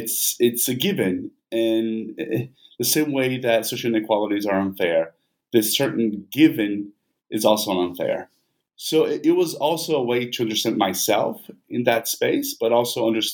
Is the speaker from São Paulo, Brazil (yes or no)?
no; Vitória, Espírito Santo, Brazil; English is a second language; now in United States; I'm originally from Brazil, from Victoria. That's where I did my ethnography.